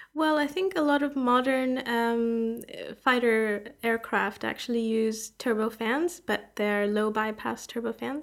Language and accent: English; Canada; moved away as an adult; also born or lived in Toronto, Canada / Canberra, Australia; now in Oxford, United Kingdom; I'm from Canada.